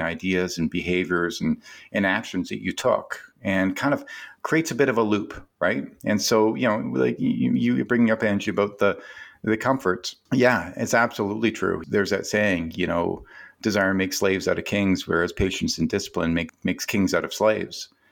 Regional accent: Canada; I'm a Canadian

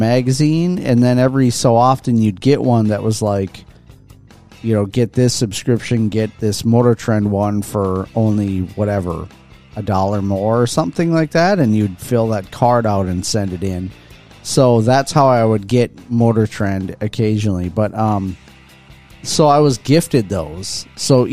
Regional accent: Midwest, United States; as a Midwesterner

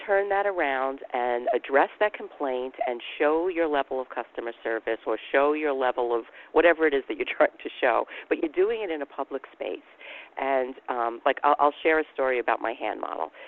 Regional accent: New York, United States; I'm from New York

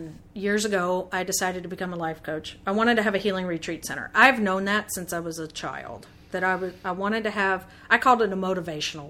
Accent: the South, United States; growing up in the South, I love the South

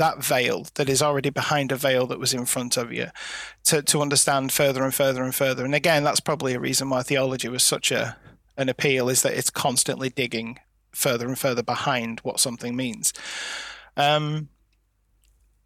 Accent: Lancashire, North West England, United Kingdom; I was born and bred in Lancashire, and there is quite a strong folkloric element of things here

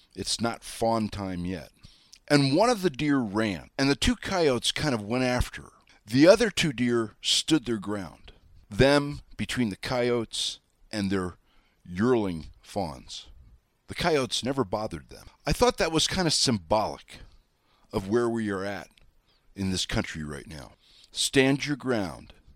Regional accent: Wyoming, United States; I'm the hayseed from Wyoming

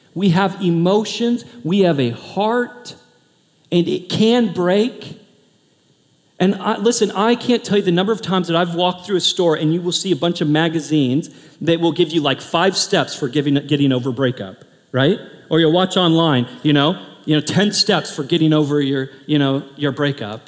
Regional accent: Portland, United States; moved away; I'm from Portland

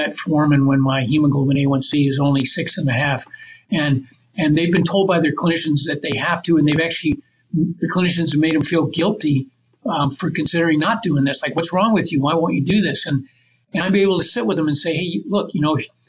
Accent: Grand Rapids, Michigan, United States; I ended up moving back to my hometown, Grand Rapids, Michigan

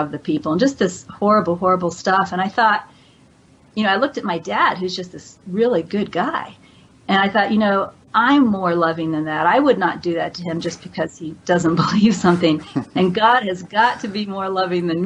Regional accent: Kansas, United States; moved away; it was a Christian culture. I was raised in Kansas

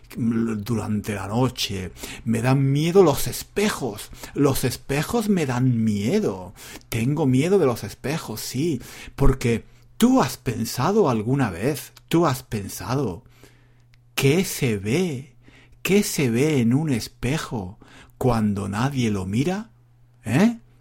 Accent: Spain; yo soy español y soy un hombre

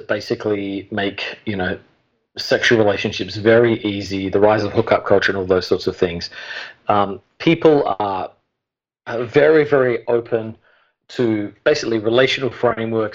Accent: Adelaide, South Australia, Australia; moved away as an adult; now in New York City, United States; originally from Adelaide, South Australia.

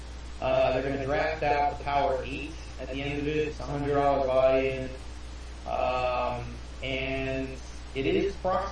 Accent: Greater New York area, United States; moved away; I grew up in the Greater New York area

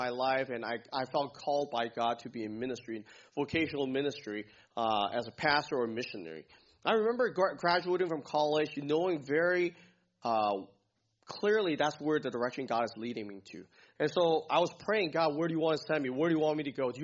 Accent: Hong Kong; moved away; I grew up in Hong Kong

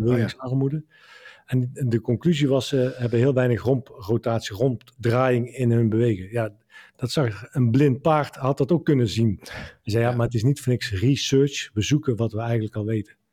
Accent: Dongen, North Brabant, Netherlands; we hadden in, in mijn woonplaats Dongen een eh, binnenzwembad

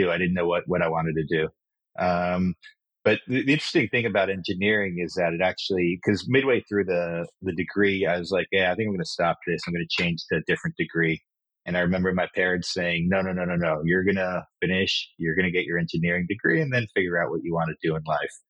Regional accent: Kenya; also born or lived in Israel; So as you mentioned, I, I was born in Israel, but I actually grew up in Kenya in Africa. Um, we moved there when I was four years old, and I went to the same school all the way from kindergarten to 12th grade.

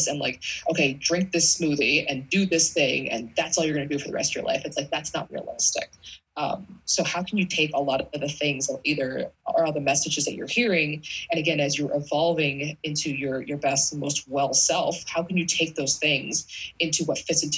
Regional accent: East Coast, United States; I'm from the East Coast.

